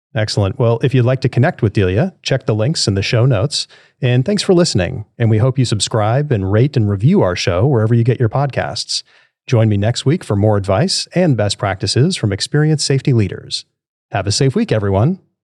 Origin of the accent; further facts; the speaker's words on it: New York City, New York, United States; moved away; I grew up in New York City when I was young